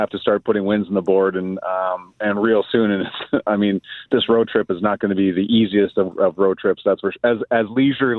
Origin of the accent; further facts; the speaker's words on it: Cochrane, Alberta, Canada; also born or lived in Calgary, Alberta; now in Winnipeg, Canada; I was born and raised in Calgary, and I grew up in Cochrane